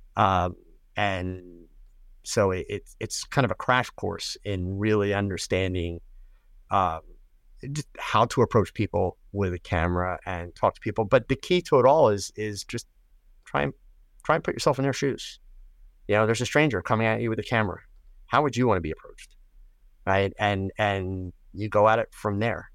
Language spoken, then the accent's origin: English; United States; I'm an American